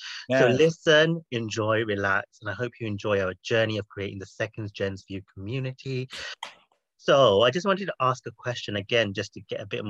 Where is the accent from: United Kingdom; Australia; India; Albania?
United Kingdom; England; now we're back in our home countries, England and America